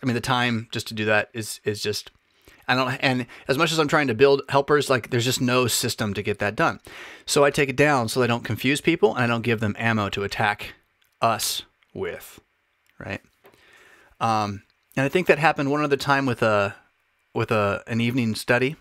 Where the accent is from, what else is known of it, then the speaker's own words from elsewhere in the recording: United States; as American citizens